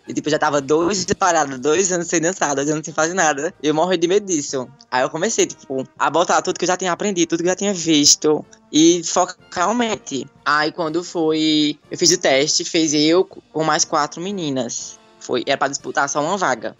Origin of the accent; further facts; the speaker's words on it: Surubim, Pernambuco, Brazil; Eu nasci e me criei aqui em Surubim mesmo